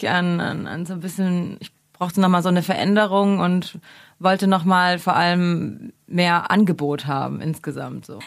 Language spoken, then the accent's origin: German; near Stuttgart, Baden-Württemberg, Germany; moved away as an adult; also born or lived in Mainz / Mannheim; now in Berlin, Germany; Ich komme eigentlich aus der Nähe von Stuttgart und habe aber dann zehn Jahre in Mainz gewohnt